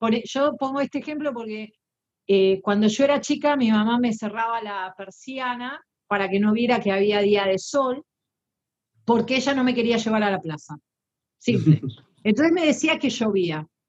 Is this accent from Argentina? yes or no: yes; Argentina; Soy argentina